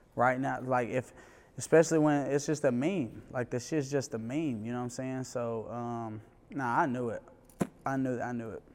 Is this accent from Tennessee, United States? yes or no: yes; Memphis, Tennessee, United States; also born or lived in New York; now in Atlanta, United States; I'm from Memphis